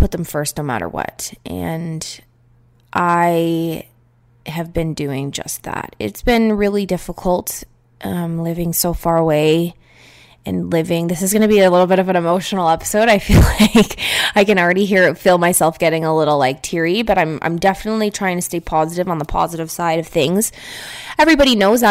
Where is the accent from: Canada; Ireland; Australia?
Canada; Niagara Falls, Ontario; moved away; Ontario, where I am from. I am from Niagara Falls